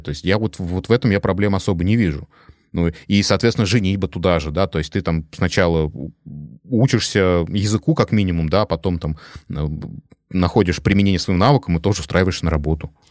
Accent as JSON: {"language": "Russian", "region": "Moscow Oblast", "country": "Russia", "moved": "as an adult", "lives_now": "Tyrol, Austria", "said": "Я да, из Подмосковья, из ближайшего"}